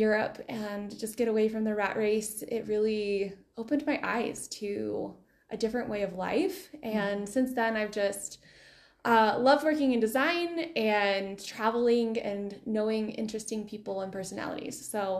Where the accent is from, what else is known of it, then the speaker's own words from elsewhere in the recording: Georgia, United States; moved away; I grew up in Georgia, and it is not cold where I grew up, like right in the middle of the state.